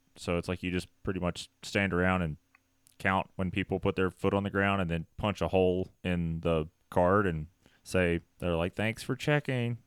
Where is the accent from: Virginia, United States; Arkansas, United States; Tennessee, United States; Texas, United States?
Tennessee, United States; I'm from Tennessee.